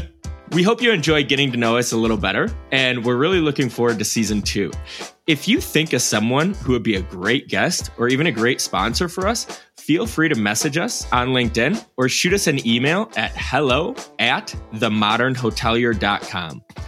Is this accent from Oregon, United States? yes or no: no; Beaver Dam, Wisconsin, United States; I grew up in Beaver Dam, Wisconsin, uh, about forty-five minutes outside of Madison